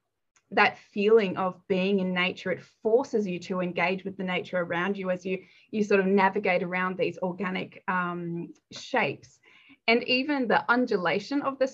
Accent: Denmark; now in Australia; I was born in Denmark

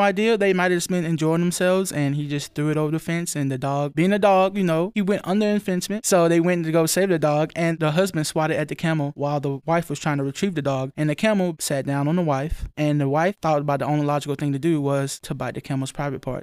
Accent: Linden, Alabama, United States; Linden, Alabama. That's my hometown

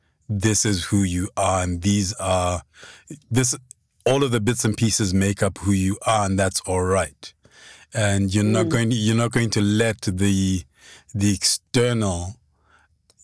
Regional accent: Lesotho; now in South Africa; growing up in Lesotho

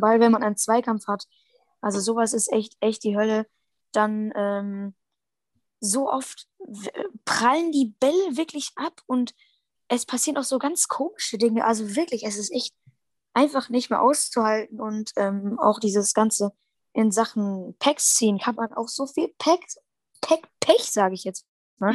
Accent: Germany; bei uns in Deutschland

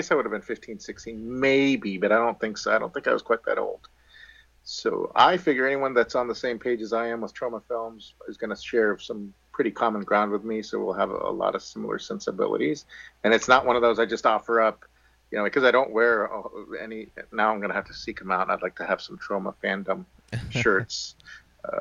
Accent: Miami, Florida, United States; I grew up in Miami

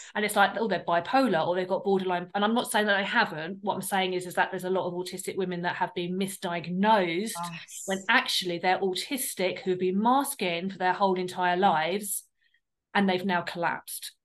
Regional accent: United Kingdom; we're from the South. So there was a very like difference in our um, accents

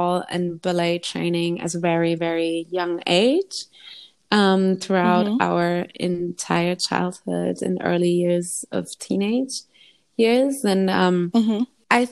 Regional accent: Germany; I was born and raised in Germany

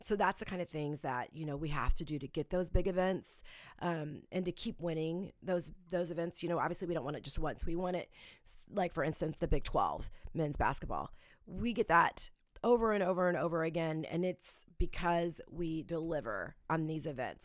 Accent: Independence, Missouri, United States; I grew up in Independence. I grew up very close to the Royal Stadium

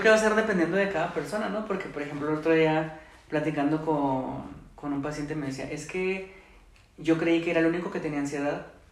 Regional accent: Mexico; nuestras tradiciones, ¿no? De nuestra cultura eh, como mexicanos

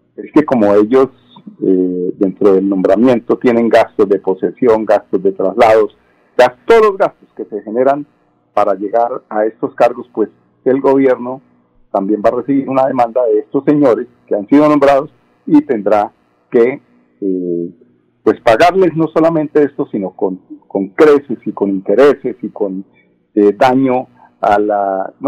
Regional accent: Colombia; somos muchos los colombianos

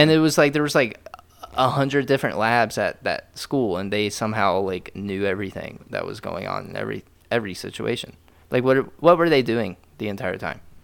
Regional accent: Dayton, Ohio, United States; moved away; we're from Dayton

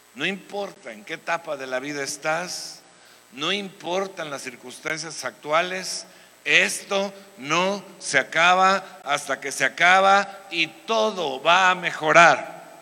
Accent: Veracruz, Mexico; now in Querétaro, Mexico; en mi tierra, o sea, en el Edén, o sea, Veracruz, pues cuando yo era niño solamente se jugaba béisbol

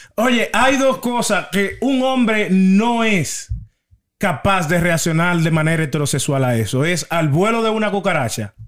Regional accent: Dominican Republic; En nuestra bella, linda y adorada República Dominicana

